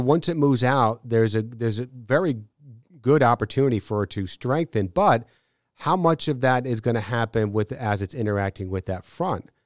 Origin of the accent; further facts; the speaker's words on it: Northeast, United States; moved away as an adult; also born or lived in New Bern, North Carolina; growing up in the Northeast and going to school up in the Northeast